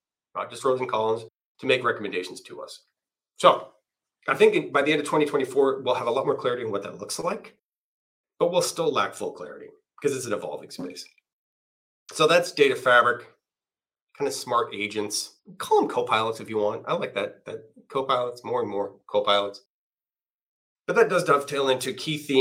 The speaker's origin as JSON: {"language": "English", "country": "Canada", "said": "I'm Canadian"}